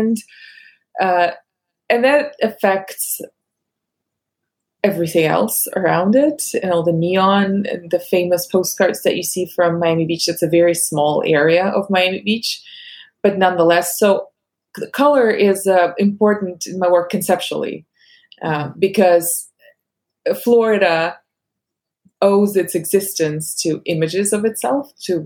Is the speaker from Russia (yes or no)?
yes; Russia; English is a second language; moved away as an adult; now in United States; I grew up with Beverly Hills 90210 dubbed in Russian